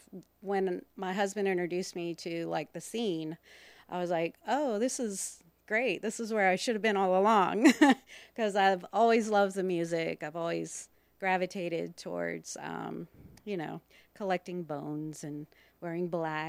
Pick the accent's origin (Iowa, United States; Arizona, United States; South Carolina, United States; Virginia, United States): Virginia, United States; Richmond; also born or lived in Madison, Virginia / Tennessee / New Jersey; we all moved to Richmond where my grandparents lived, and been here ever since